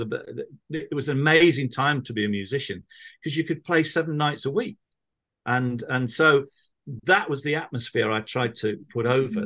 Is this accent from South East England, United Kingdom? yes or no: no; Manchester, North West England, United Kingdom; now in Birmingham, United Kingdom; I grew up in Manchester